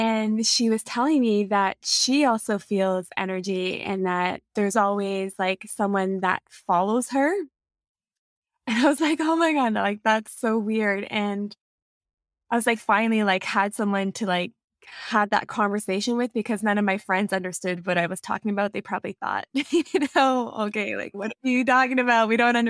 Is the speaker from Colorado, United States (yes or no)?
yes; Colorado Springs, Colorado, United States; now in Sudbury, California, United States; No, I'm not from here. I'm from Colorado Springs. I'm from the United States, and I had family here. So when my parents separated, we came back to Canada so my mom could be with her family, and her family resides here in Sudbury.